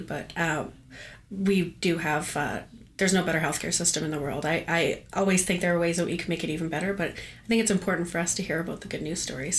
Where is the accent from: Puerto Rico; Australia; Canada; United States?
Canada; as a Canadian